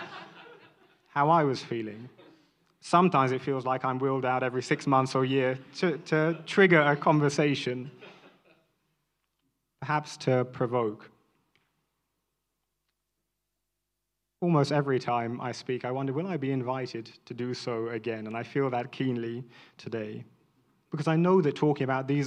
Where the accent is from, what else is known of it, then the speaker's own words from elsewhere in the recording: London, United Kingdom; a mixed-race man born and raised in London